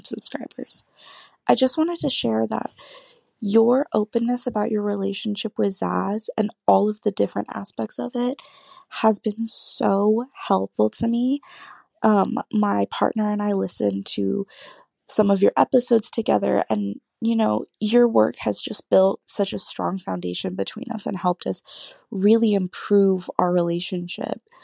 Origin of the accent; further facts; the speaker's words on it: California, United States; I'm twenty-one, I'm from California